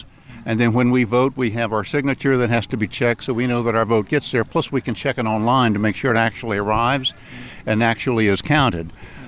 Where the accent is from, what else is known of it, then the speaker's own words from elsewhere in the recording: Lake Mary, Florida, United States; Right here, Lake Mary, about 15 minutes away.